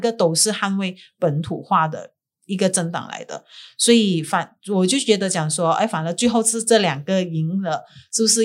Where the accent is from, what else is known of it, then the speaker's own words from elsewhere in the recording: Sabah, Malaysia; 马东宫就是我家乡的中间